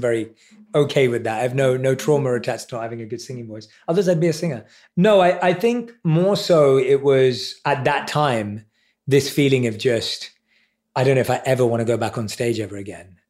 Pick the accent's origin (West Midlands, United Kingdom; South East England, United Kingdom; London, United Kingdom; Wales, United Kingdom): London, United Kingdom; I was around seven or eight years old in primary school in London